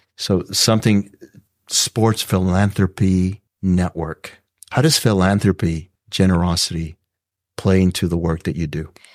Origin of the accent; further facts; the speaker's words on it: South Texas, United States; growing up in South Texas, first to go to college